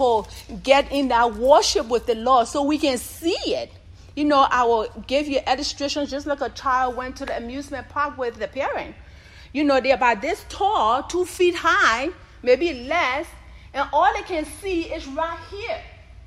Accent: Oklahoma, United States; moved away; I'm from Oklahoma

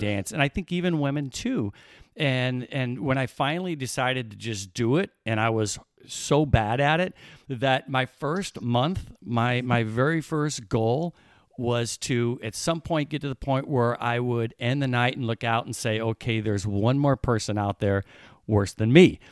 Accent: Illinois, United States; I grew up in Illinois. I'm a Midwestern boy

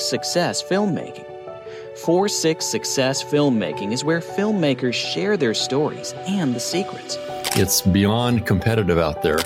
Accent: United Kingdom; accent: English; I'm actually from the UK

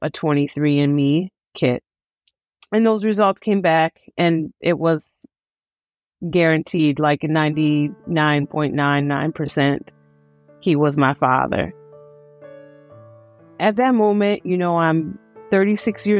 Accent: Detroit, Michigan, United States; I was born and raised in Detroit, Michigan

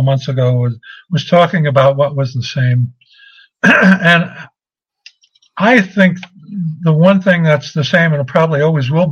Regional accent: New York City, New York, United States; growing up in Brooklyn, I knew a lot of accents

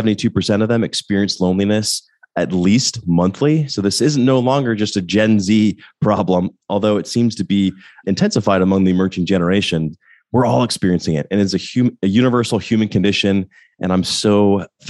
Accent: Littleton, Colorado, United States; moved away as an adult; also born or lived in Oxford, Ohio; now in Atlanta, United States; I grew up in Denver, Colorado, actually Littleton, right outside Denver

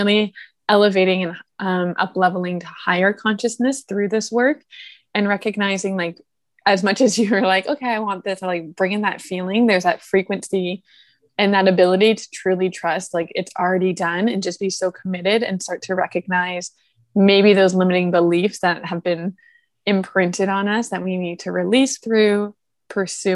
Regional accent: Toronto, Ontario, Canada; moved away; I'm initially from Toronto

